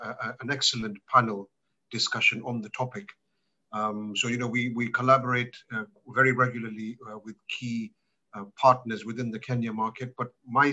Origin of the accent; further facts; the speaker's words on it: Malawi; born there; From my personal background, I was born in Malawi, so this is my African part of my connection to Africa